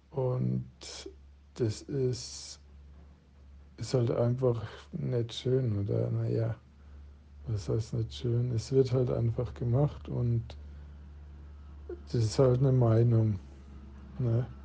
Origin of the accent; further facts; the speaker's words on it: Coburg, Bavaria, Germany; Ich bin in Coburg aufgewachsen und wohne seit 21 Jahren in Coburg.